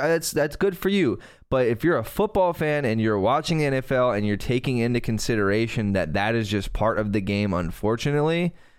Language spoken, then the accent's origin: English; Fort Pierce, Florida, United States; I grew up in Fort Pierce next to a ranch for a hot minute, next to a dude who rode bulls and lost his teeth